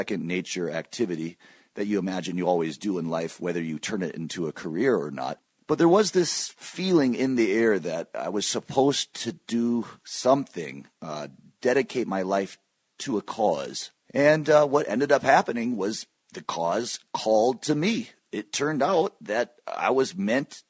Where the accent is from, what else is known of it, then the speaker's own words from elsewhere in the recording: Michigan, United States; moved away as an adult; also born or lived in Stanford, California / New York City; I'm actually in Michigan right now. I moved here with my family when I was 4 years old. My dad teaches at the University of Michigan, and I lived here until age 18